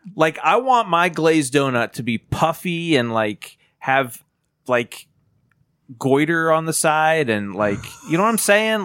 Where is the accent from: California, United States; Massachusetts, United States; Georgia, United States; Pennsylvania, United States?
Pennsylvania, United States; Titusville; I grew up in Titusville.